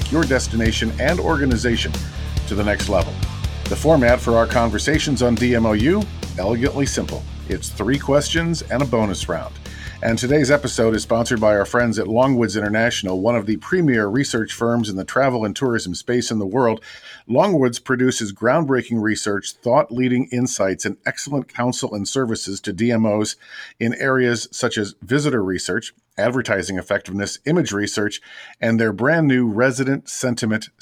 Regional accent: Madison, Wisconsin, United States; my hometown of Madison, Wisconsin

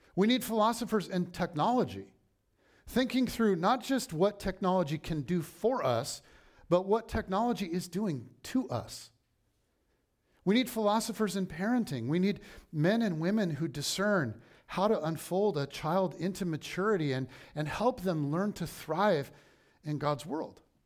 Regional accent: United States

